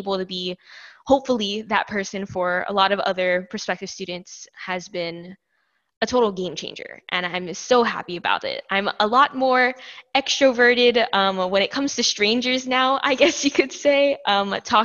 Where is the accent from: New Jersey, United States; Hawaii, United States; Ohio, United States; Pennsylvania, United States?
Hawaii, United States; Ewa Beach; moved away as an adult; now in Oregon, United States; I am from Ewa Beach, Hawaii originally, so a little bit of a ways from home